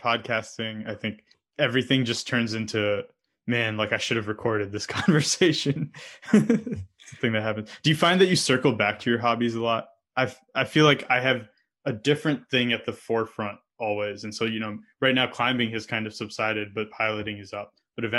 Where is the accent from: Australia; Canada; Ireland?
Canada; also born or lived in Saudi Arabia / United States; I grew up in Canada and the US and had moved around a lot. So like, to give you some context, I was born in Saudi Arabia because my dad happened to be working there at the time.